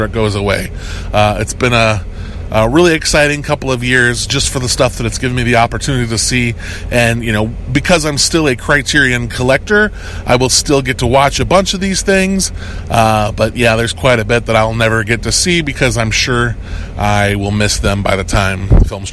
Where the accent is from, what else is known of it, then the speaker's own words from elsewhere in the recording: United States; I'm an American